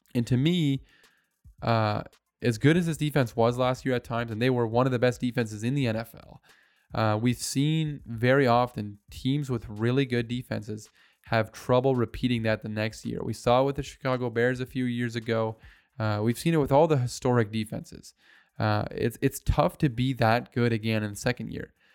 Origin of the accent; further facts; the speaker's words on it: Canada; as a Canadian